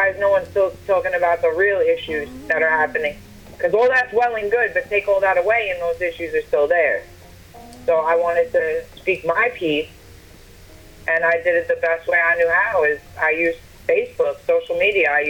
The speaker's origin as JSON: {"language": "English", "town": "Wyandanch", "region": "New York", "country": "United States", "said": "I'm from Wyandanch, New York."}